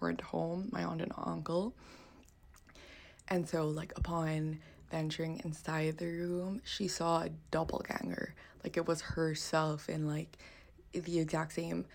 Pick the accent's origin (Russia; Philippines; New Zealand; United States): Philippines; growing up in the Philippines. So I grew up in my ancestral home